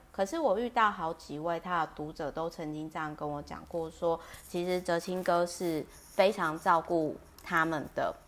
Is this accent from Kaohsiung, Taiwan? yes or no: yes; Kaohsiung, Taiwan; also born or lived in Taipei; 我台北跟高雄坐的地方都是很靠近美术馆，然后特别是我老家就是在高雄美术馆附近